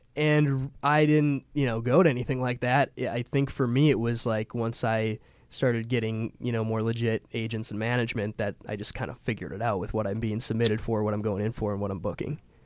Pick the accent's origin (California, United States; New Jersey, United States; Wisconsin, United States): Wisconsin, United States; Milwaukee; I'm from Milwaukee, Wisconsin